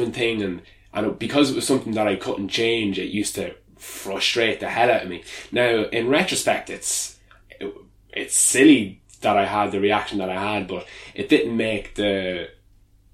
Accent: Kilberry, Ireland; I grew up in Kilberry and, you know, I went to Lismullen School

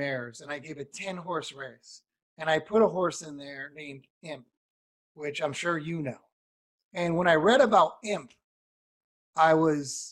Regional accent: New England, United States; I grew up in New England

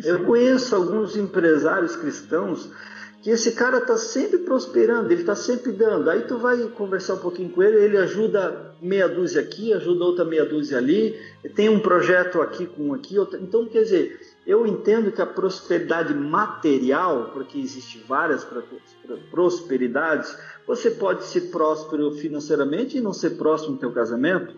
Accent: Blumenau, Santa Catarina, Brazil; moved away as an adult; eu sou blumenauense, sou natural de Blumenau. É, na verdade, eu morei a vida inteira lá, até meus 26 anos.

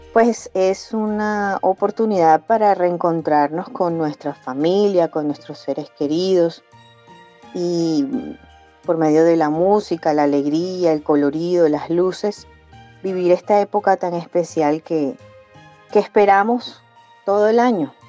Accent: Barranquilla, Atlántico, Colombia; soy de Barranquilla Atlántico

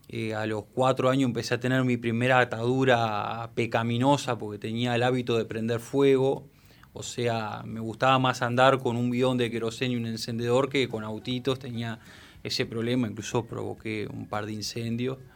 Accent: Uruguay; also born or lived in Almagro, Argentina; Eh, bueno, del 91, me crié acá prácticamente.

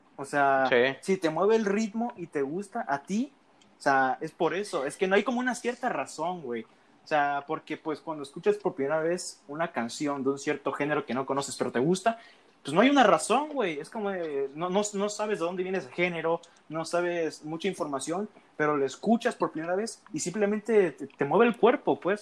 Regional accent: Veracruz, Mexico; now in Tabasco, Mexico; Soy tabasqueño porque nací aquí, güey, pero yo a temprana edad me fui a vivir a Veracruz.

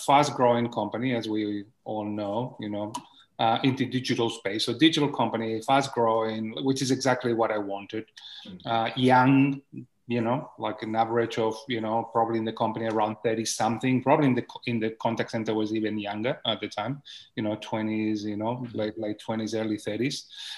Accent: Barcelona, Catalonia, Spain; English is a second language; moved away; I was born in Barcelona in the 1970s

